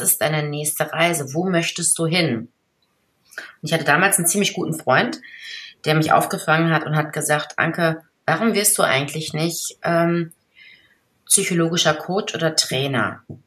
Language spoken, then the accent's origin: German; Ruhr area, North Rhine-Westphalia, Germany; ich komme ja aus dem Pott